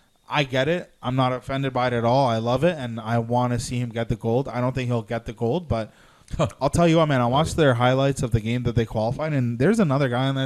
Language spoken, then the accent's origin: English; Slovenia; English is a second language; My home country, Slovenia, we qualified. So I was very happy about that. I celebrated yesterday with my Slovenian brothers.